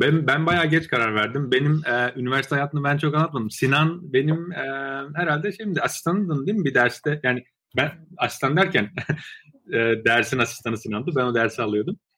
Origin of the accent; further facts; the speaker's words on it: Trabzon, Turkey; moved away as an adult; also born or lived in Baku, Azerbaijan / Ankara, Turkey / Istanbul, Turkey / Waterloo, Canada; now in United States; Bakü Azerbaycan doğumluyum. 7 ee, yaşında ailemle birlikte Türkiye'ye taşındım. İşte Trabzon'da e, liseye kadar, e, üniversiteye kadar Trabzon'da okudum.